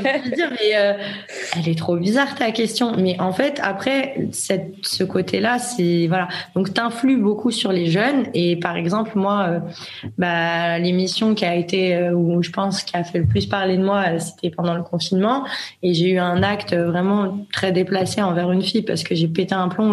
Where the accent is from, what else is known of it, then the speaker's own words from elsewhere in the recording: France; moved away as an adult; now in Spain; je suis française